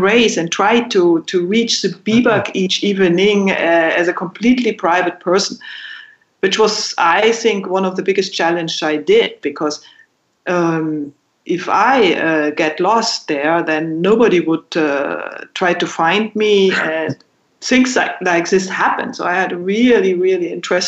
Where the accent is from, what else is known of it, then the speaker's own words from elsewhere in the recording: Berchtesgaden, Bavaria, Germany; growing up in Berchtesgaden